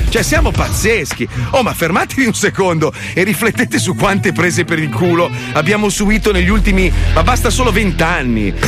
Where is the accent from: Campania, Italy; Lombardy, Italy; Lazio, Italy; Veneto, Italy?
Lombardy, Italy; Milan; io sono milanese